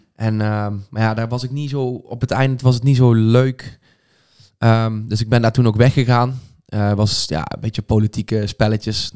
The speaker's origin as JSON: {"language": "Dutch", "town": "Veldhoven", "region": "North Brabant", "country": "Netherlands", "tie": "born or raised there", "also_born_or_lived": "Eindhoven", "said": "ik heb al heel mijn leven in Veldhoven gewoond. opgegroeid daar"}